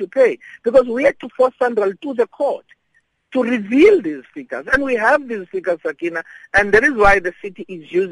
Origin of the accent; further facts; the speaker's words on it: South Africa; we pay as South African taxpayers